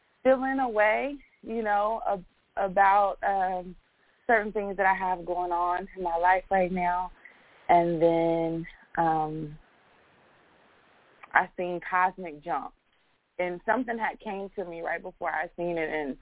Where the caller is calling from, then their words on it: Texas, United States; I'm calling in from Texas